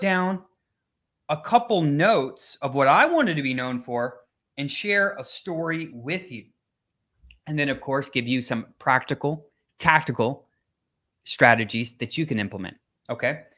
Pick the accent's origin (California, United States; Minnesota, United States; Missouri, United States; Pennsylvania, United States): Minnesota, United States; now in Florida, United States; I grew up in Minnesota